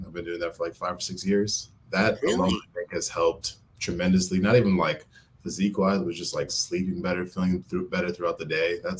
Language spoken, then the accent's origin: English; Minneapolis, Minnesota, United States; I was born and raised in Minneapolis.